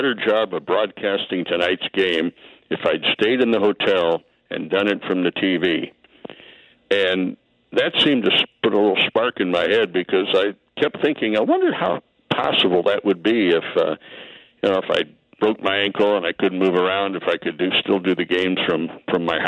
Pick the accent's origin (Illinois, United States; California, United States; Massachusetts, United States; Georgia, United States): Illinois, United States; Bloomington; moved away as an adult; also born or lived in Peoria, Illinois / St. Louis / Kansas City; I grew up in Bloomington Normal, up in central Illinois